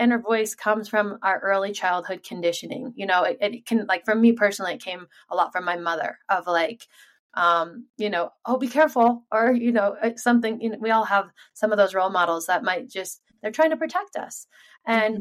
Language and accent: English; Sun Valley, Idaho, United States; I was born and raised here in Sun Valley, Idaho